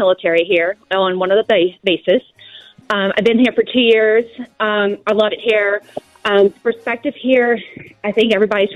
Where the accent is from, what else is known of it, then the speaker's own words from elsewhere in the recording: Virginia, United States; also born or lived in Korea; now in United Kingdom; I'm actually from Virginia